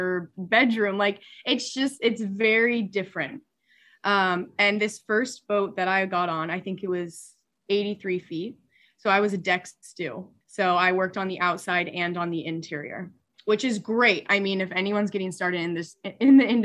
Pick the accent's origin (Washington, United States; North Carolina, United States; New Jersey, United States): Washington, United States; Seattle; moved away as an adult; also born or lived in Oregon; I'm originally from Seattle, Washington, just shy outside of it